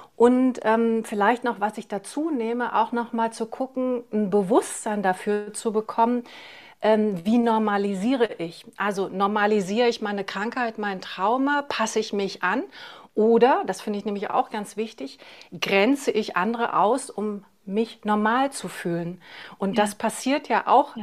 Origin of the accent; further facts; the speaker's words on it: East Germany, Germany; ich bin ja im Osten aufgewachsen